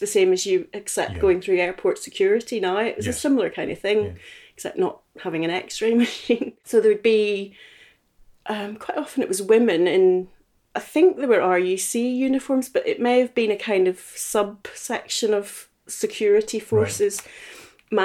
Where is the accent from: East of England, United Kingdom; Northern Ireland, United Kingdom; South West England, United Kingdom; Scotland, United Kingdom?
Northern Ireland, United Kingdom; Belfast; moved away as an adult; also born or lived in Edinburgh; now in Tobermory, United Kingdom; I was born in Belfast in 1972. So I grew up there, you know, all my childhood until I was 18